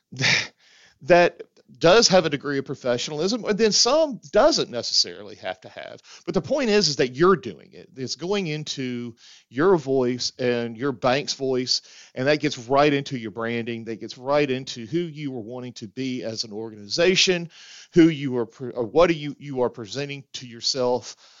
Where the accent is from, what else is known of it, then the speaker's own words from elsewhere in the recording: the South, United States; as a Southerner